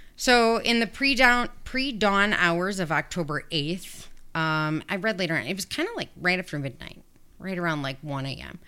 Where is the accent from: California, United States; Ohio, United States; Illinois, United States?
Illinois, United States; Hinsdale; I was born in Hinsdale